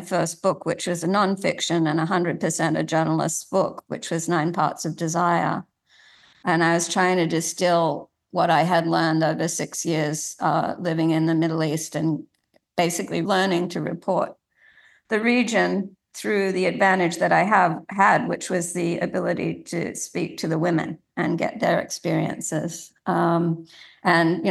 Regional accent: Sydney, New South Wales, Australia; when I was growing up in Sydney

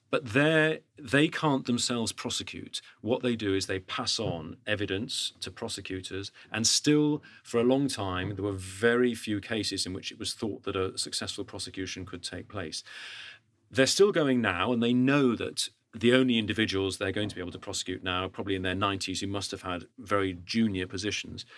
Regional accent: United Kingdom; as a Brit

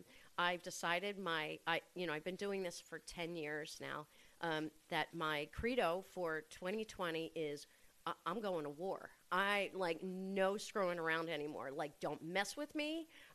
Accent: outside of Philadelphia, Pennsylvania, United States; moved away as an adult; also born or lived in Boston, Massachusetts; now in Red Hook, United States; I'm from outside of Philadelphia. Really? Originally, yeah.

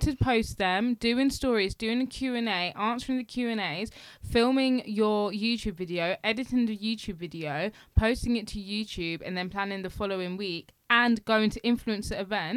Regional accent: London, United Kingdom; I'm a Londoner

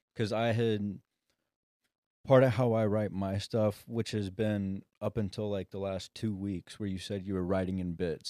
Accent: Sapulpa, Oklahoma, United States; moved away as an adult; also born or lived in California; I'm from Sepulpa

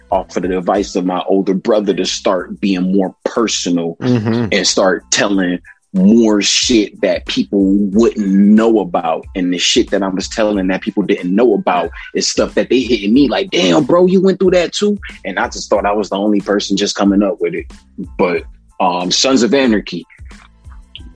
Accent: Detroit, Michigan, United States; growing up in Detroit.

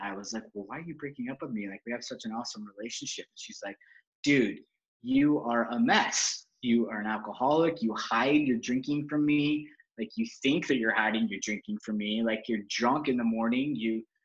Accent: Salt Lake City, Utah, United States; I was raised in Salt Lake City, Utah

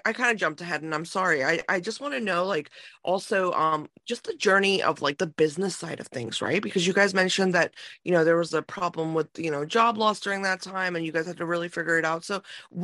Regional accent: India; moved away; when I was born in India

